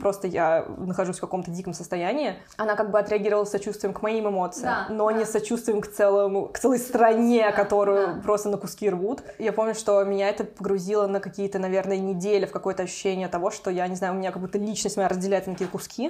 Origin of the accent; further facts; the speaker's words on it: Kazan, Tatarstan, Russia; moved away as an adult; now in Europe; я из Татарстана, из Казани